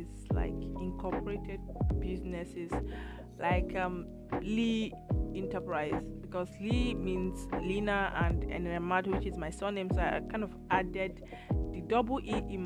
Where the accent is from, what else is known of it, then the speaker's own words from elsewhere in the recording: Nigeria; first language Igbo; English is a second language; moved away as an adult; also born or lived in Imo State, Nigeria / Edo State, Nigeria / Lagos, Nigeria; now in Italy; Igbo is my native language in Nigeria